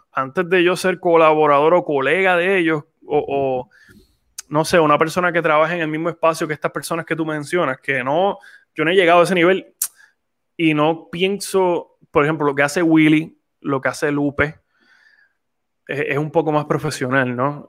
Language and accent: Spanish; San Juan, Puerto Rico; moved away as an adult; now in Texas, United States; yo crecí allí, crecí en Cupey Alto, me crió mi abuelita